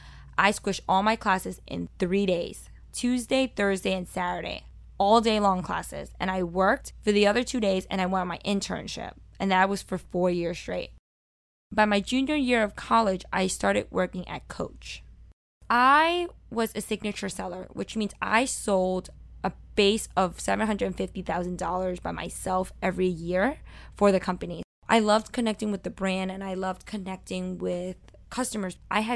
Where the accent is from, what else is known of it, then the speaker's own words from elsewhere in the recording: Brooklyn, New York, United States; accent: Brooklyn; But one thing they didn't want me to have was my Brooklyn accent.